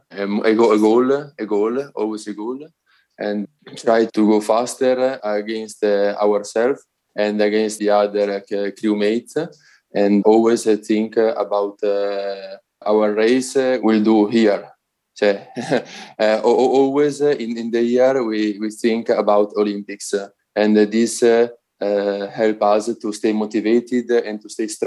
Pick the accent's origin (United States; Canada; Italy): Italy; I'm a rower and uh, I'm from Italy.